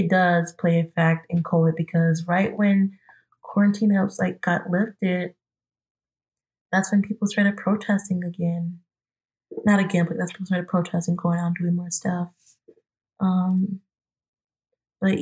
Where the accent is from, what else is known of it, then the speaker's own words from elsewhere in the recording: Albertville, Minnesota, United States; I'm originally from Albertville, Minnesota, but when everything had went down, I had went back home that night to Albertville